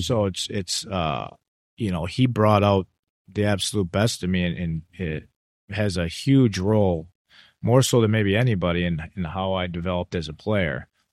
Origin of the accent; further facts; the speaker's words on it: United States; also born or lived in Italy; I'm American